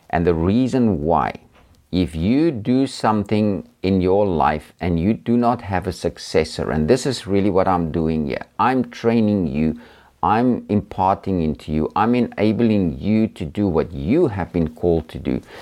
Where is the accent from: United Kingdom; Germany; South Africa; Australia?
South Africa; I've traveled around a lot in, um, in South Africa, my home country